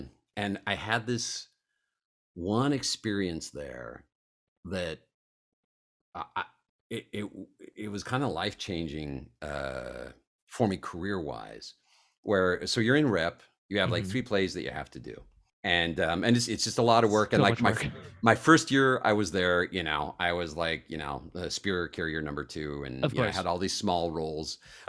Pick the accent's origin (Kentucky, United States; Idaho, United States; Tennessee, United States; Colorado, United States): Colorado, United States; also born or lived in Italy / New York; it was just such a strange thing growing up in Colorado and Italy, and a little bit New York